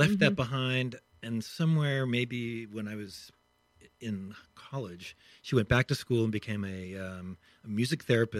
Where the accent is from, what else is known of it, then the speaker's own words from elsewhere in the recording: Pittsburgh, Pennsylvania, United States; Pittsburgh, Pennsylvania.